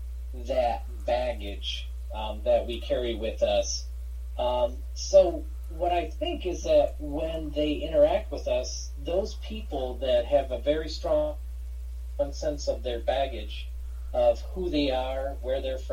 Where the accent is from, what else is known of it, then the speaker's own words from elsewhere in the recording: Michigan, United States; I'm from Michigan, grew up here